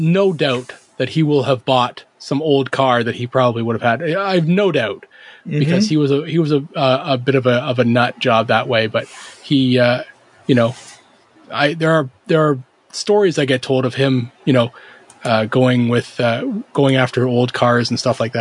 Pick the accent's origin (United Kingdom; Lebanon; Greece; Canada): Canada; I'm Canadian